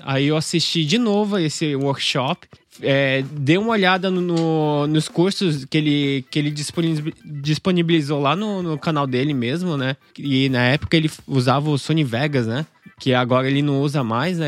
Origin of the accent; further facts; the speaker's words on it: Brazil; aqui como brasileiro